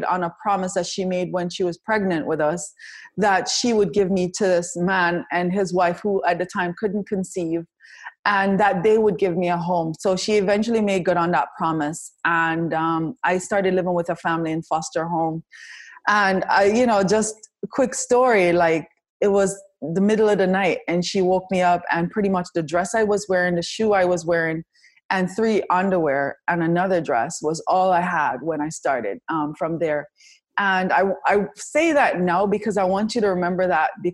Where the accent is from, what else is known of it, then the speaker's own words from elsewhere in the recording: Kingston, Jamaica; moved away; I was born in Kingston, Jamaica